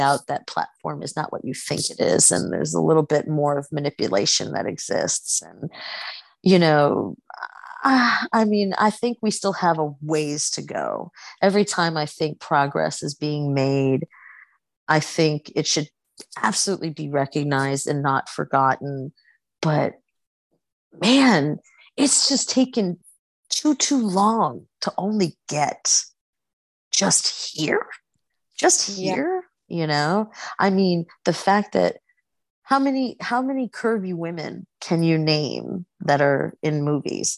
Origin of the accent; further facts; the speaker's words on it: New York City, New York, United States; accent: Queens; living and growing up in New York City